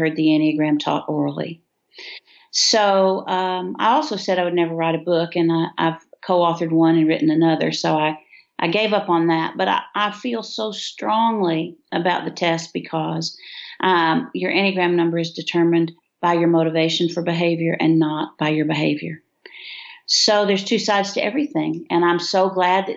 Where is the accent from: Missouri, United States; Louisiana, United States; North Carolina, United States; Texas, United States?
Texas, United States; Floydada; I'm from Floyd, Ada